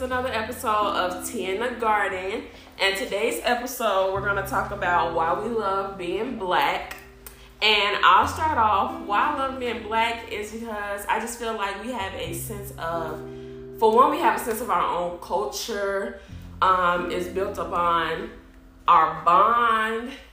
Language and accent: English; Chicago, Illinois, United States; moved away as an adult; now in Grambling, United States; I'm from Chicago, so I was moving 12 hours away